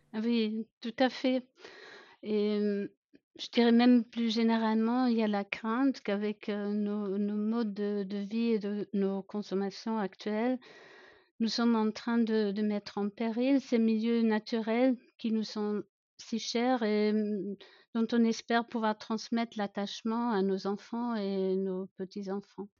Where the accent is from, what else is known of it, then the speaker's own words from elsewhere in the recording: Germany; accent: German; French is a second language; j'ai grandi à la campagne en Allemagne, d'où mon petit accent.